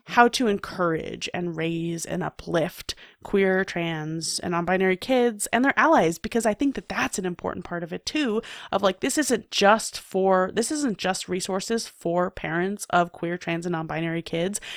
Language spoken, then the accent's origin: English; New York City, New York, United States; I, I grew up in New York City